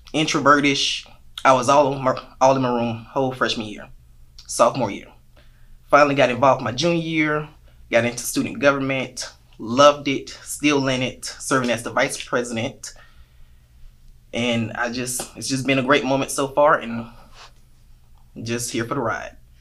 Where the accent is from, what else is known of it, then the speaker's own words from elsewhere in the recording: Augusta, Georgia, United States; I'm from Augusta, Georgia, the soulful city, the real 706.